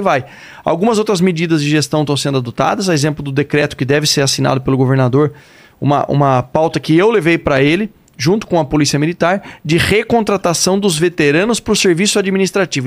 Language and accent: Portuguese; Sorocaba, São Paulo, Brazil; accent: caipira; Eu nasci, cresci em Sorocaba